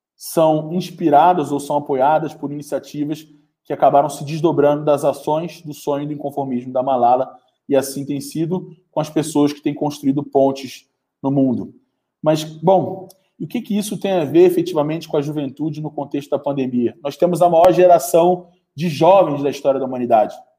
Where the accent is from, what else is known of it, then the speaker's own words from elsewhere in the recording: Brazil; Eu sou brasileiro, sou um jovem brasileiro, vivo no Brasil